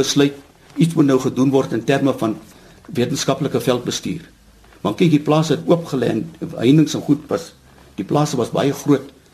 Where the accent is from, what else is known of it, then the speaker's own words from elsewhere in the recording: Cradock, Eastern Cape, South Africa; moved away as an adult; also born or lived in Potchefstroom; Ek is 'n gebore Oos-Kaapenaar. Ek het op Krade groot geword en daar gematrikuleer.